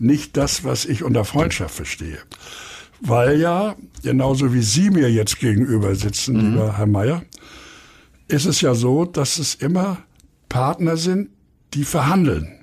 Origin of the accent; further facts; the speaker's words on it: Hamburg, Germany; ich wohne in Eppendorf, bin geboren in Harvestehude und kenne auch Winterhude gut